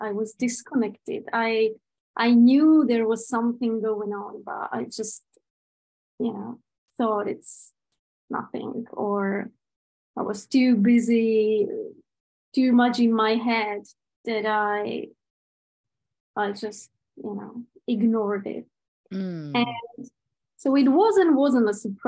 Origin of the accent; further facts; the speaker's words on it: Prague, Czechia; I'm from Czech Republic, from Prague